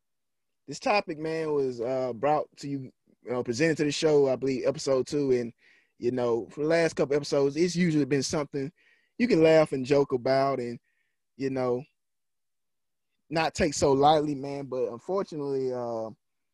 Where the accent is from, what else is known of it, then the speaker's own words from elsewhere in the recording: Mississippi, United States; this is my hometown